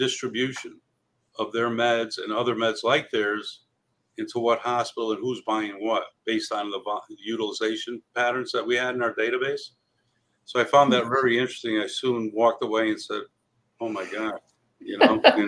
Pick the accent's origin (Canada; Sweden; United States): United States; Cheshire, Connecticut; I grew up here in Connecticut in a small town called Cheshire